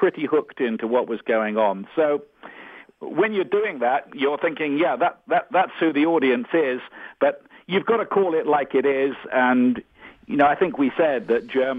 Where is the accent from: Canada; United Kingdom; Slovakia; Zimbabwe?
United Kingdom; Portsmouth, South East England; my hometown of Portsmouth on the south coast of England